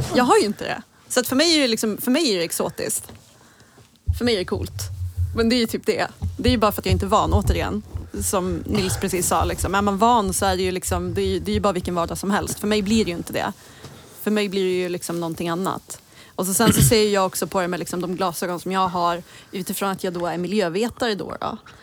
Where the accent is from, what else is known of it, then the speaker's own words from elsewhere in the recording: Gävle, Gävleborg County, Sweden; som Gävlebo